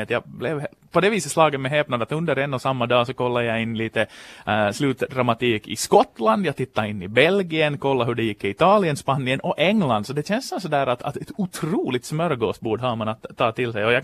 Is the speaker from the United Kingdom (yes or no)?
no; Ostrobothnia, Finland; Det har jag haft som österbottning.